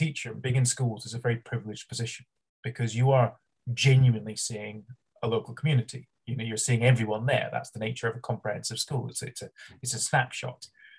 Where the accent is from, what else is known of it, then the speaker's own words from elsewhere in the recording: Edinburgh, Scotland, United Kingdom; moved away; I'm from all over. I'm Edinburgh first. I grew up in Edinburgh, then I went down south, and then I came back to halfway in between the two poles.